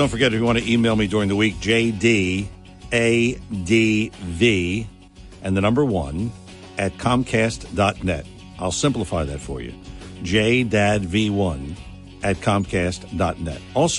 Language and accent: English; Philadelphia, Pennsylvania, United States; I grew up in Philadelphia